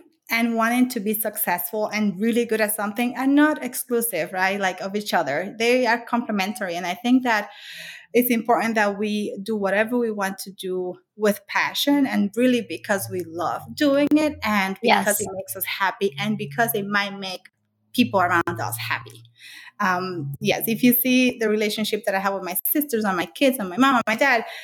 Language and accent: English; Dominican Republic; moved away as an adult; now in United States; I grew up in the Dominican Republic. I came here when I was 19